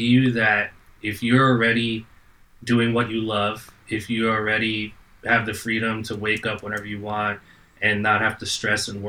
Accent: New Jersey, United States; moved away as an adult; now in Brooklyn, United States; I'm from New Jersey

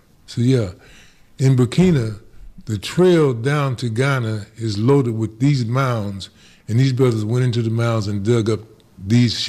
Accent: Wyoming, United States; growing up in Wyoming

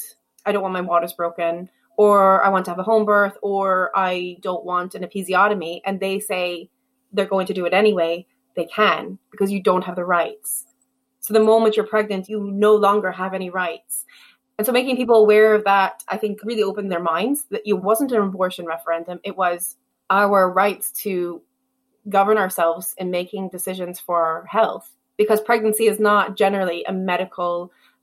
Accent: United States; moved away as an adult; now in Ireland; I'm American and because I'm white

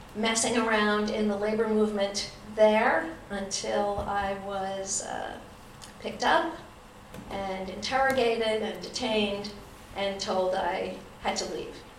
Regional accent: Ithaca, New York, United States; also born or lived in Vermont; in my hometown, Cornell University

